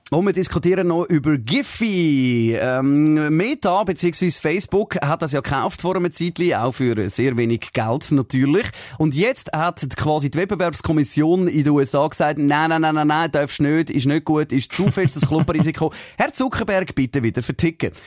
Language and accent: German; Switzerland; bei uns in der Schweiz